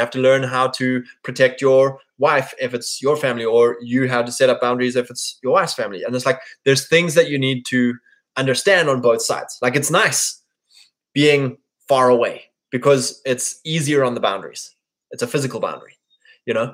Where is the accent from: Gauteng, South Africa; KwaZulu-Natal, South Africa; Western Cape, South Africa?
KwaZulu-Natal, South Africa; You know, me, I grew up in the Drakensberg Mountains yes, it's beautiful